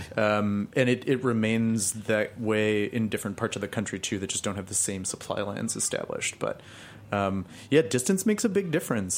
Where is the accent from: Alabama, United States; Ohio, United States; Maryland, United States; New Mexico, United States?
New Mexico, United States; Albuquerque; now in Los Angeles, United States; I live in Los Angeles, but I grew up in Albuquerque, New Mexico